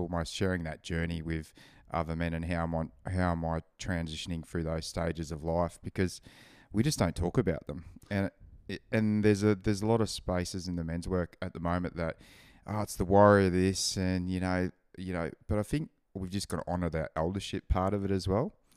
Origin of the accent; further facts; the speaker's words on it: Gold Coast, Queensland, Australia; growing up on the Gold Coast, you don't really have seasons